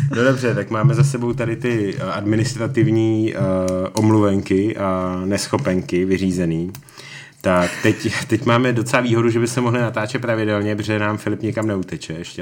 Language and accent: Czech; Prague, Czechia; Já jsem Pražák